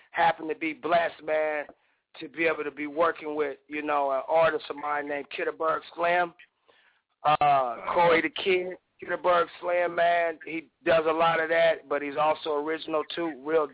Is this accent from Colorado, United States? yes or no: no; Portland, Oregon, United States; I'm from the City of Roses, man. Portland, Oregon.